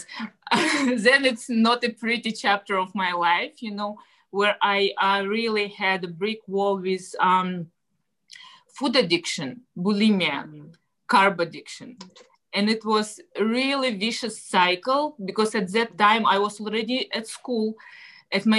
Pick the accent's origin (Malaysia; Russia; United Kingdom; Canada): Russia; English is a second language; moved away as an adult; now in United States; I'm originally from Russia. I came to the States about, 16 years ago now